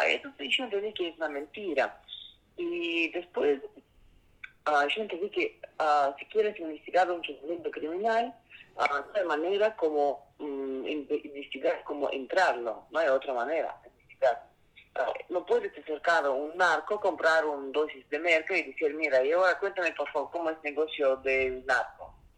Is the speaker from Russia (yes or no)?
yes; Saint Petersburg, Russia; Spanish is a second language; moved away; soy de origen ruso, de San Petersburgo